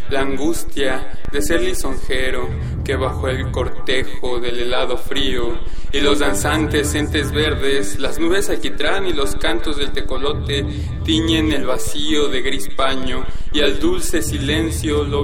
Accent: Iztapalapa, Mexico City, Mexico; born there; tengo 22 años y nací en Iztapalapa, aquí en, la Ciudad de México.

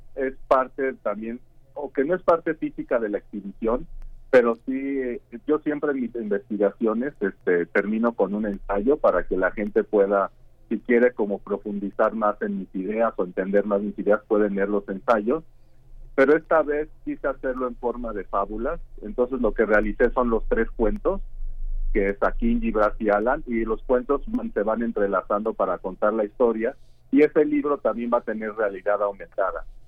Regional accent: Mexico; moved away as an adult; now in Karlsruhe, Germany; yo soy, yo soy bueno, artista mexicano y me formé académicamente este, en México

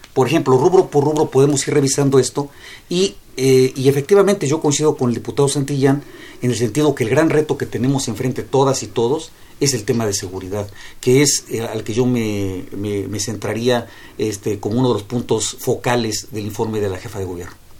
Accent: Mexico City, Mexico; yo soy gente de la ciudad, aquí vivo y espero aquí morir porque aquí, esta es, este es mi patria chica. Eh, amo a la Ciudad de México

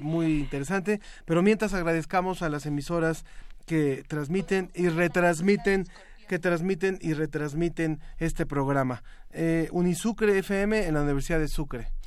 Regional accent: Mexico; como mexicanos

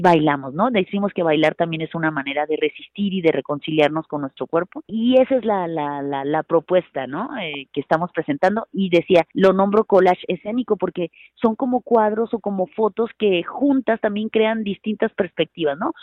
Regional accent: Mexicali, Baja California, Mexico; yo soy de Mexicali, Baja California

